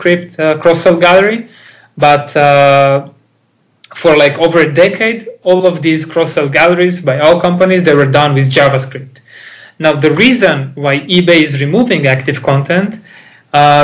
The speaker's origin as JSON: {"language": "English", "country": "Israel", "second_language": "English", "said": "I'm Israeli"}